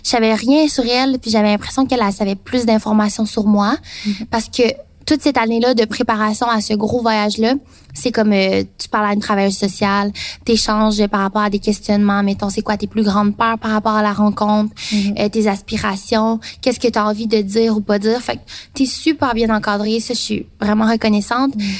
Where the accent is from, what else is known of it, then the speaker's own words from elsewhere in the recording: Taiwan; Puis dans mon cas, moi, je viens de Taïwan, qui fait partie de la Chine.